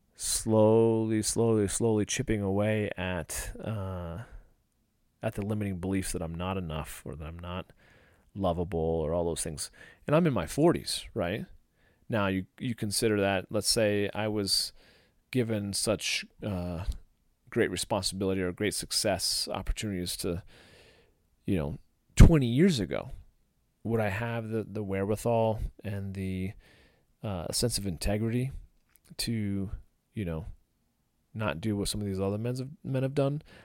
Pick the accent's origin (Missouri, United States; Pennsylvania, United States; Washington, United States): Missouri, United States; St. Louis; I grew up in St. Louis